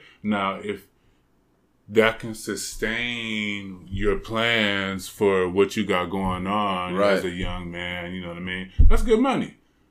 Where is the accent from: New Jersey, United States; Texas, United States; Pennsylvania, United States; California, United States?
California, United States; San Diego; also born or lived in Bay Area, California / East Oakland, California; I came from Southeast San Diego. I came from the hood.